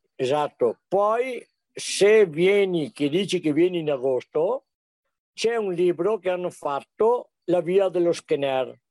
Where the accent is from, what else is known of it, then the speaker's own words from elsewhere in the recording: Sovramonte, Veneto, Italy; also born or lived in Servo, Sovramonte; abito a Servo di Sovramonte, è la sede municipale, Sovramonte è tutto il comprensorio diviso in sette frazioni che quelli di Belluno conoscono